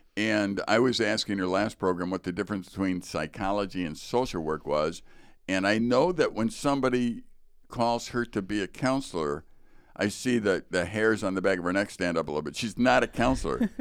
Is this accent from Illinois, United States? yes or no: yes; Chicago, Illinois, United States; growing up in Chicago